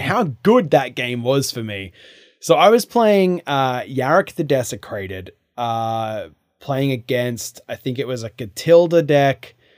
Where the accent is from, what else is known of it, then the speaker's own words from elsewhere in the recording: New South Wales, Australia; now in United States; I am from Australia